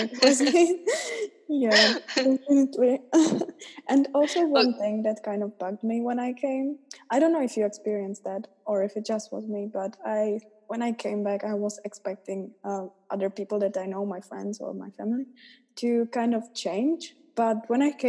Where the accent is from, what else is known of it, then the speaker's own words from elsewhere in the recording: Czechia; Czech Republic